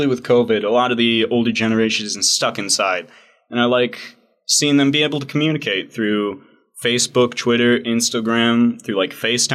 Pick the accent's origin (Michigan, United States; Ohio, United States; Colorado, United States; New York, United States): Colorado, United States; I'm from Colorado. We're central.